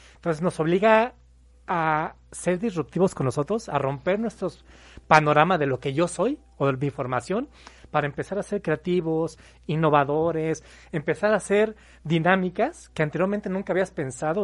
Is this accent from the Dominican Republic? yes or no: no; Mexico City, Mexico; moved away as an adult; now in Puebla, Mexico; Yo soy de la Ciudad de México, tengo ya 13 años viviendo aquí en Puebla.